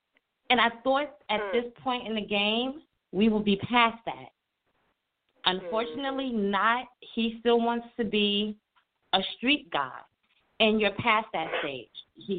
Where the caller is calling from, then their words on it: New York, United States; I'm calling from New York.